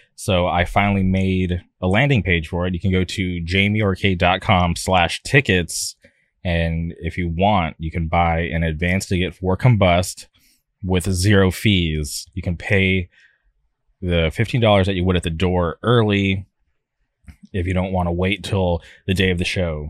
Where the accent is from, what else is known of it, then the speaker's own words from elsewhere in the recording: Palm Springs, California, United States; where I grew up out in the Palm Springs area